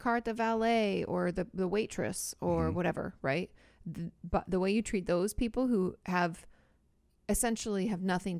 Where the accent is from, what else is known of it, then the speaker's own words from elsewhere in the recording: Boston, Massachusetts, United States; I grew up in Boston and there used to be an outdoor concert on the Boston Common.